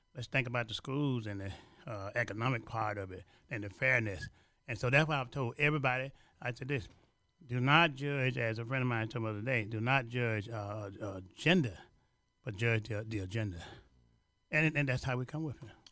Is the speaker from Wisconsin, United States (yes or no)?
no; Louisiana, United States; now in Chicago, United States; I'm from Louisiana and from the seventh grade education